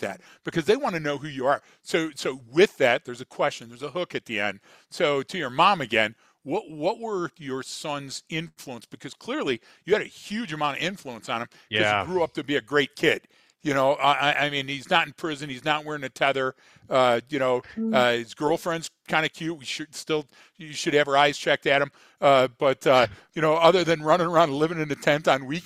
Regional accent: Detroit, Michigan, United States; I'm from Detroit

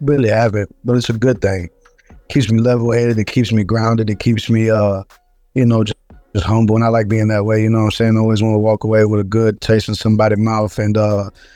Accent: Texas, United States; I'm a Texan

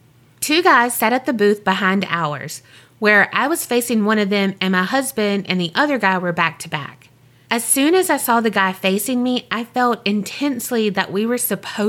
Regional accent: Mobile, Alabama, United States; born there; That's where I was born.

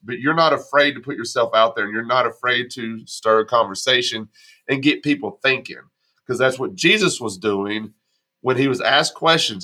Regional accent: Texas, United States; also born or lived in Arkansas; now in Tennessee, United States; I live in Tennessee right now. I grew up in Texas. I spent 25 years in Arkansas before I moved to Tennessee.

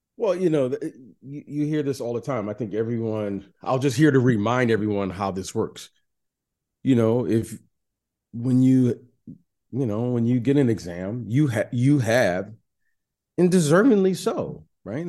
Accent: Detroit, Michigan, United States; I'm a Detroit kid

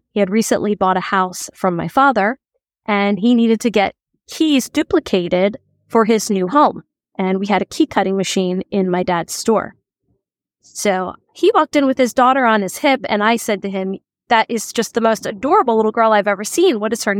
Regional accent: Sea Isle City, New Jersey, United States; I love your show, and I thought I'd send in a listener tale. I grew up in Sea Isle City, New Jersey, which is a beach town in Cape May County.

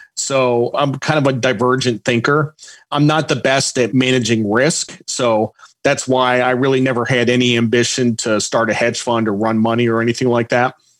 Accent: Norwich, Connecticut, United States; moved away as an adult; I grew up mostly in Connecticut my dad was in the Coast Guard, and I kind of moved around until age seven. My parents got divorced, and then I moved to Norwich, Connecticut

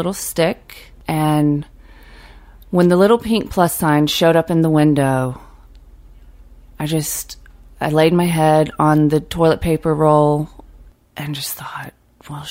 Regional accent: Fitzgerald, Georgia, United States; moved away as an adult; also born or lived in Brooklyn; As a kid growing up in South Georgia

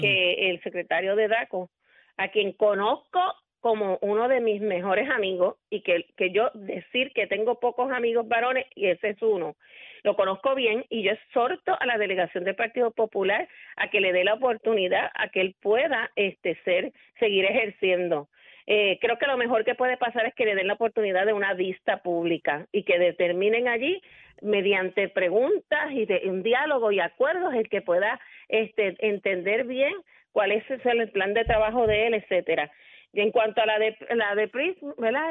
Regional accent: Puerto Rico; nosotros como puertorriqueños seguimos teniendo nuestro idioma

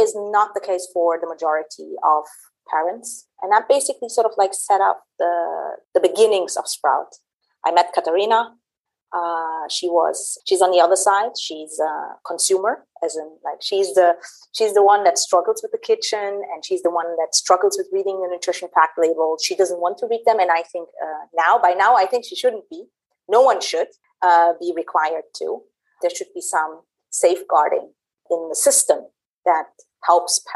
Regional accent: Berlin, Germany; moved away as an adult; also born or lived in Middle East; I was born and raised in Germany, in Berlin, and I also did my studies there

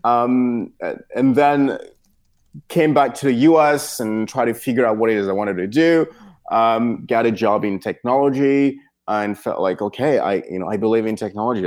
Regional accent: Cameroon; moved away as an adult; now in United States; I was born in Cameroon, and then I spent some years there and then moved to the United States to, to, to, to go to college.

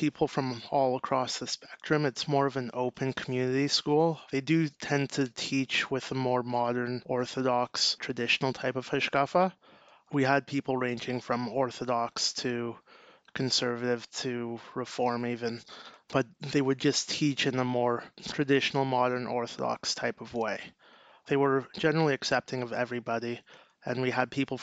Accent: Toronto, Ontario, Canada; I'm from Toronto, Canada, and I grew up at home.

